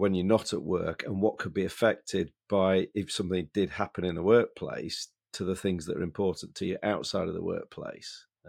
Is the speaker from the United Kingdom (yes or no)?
yes; Yorkshire and the Humber, United Kingdom; because I'm from Yorkshire, so I'm naturally cynical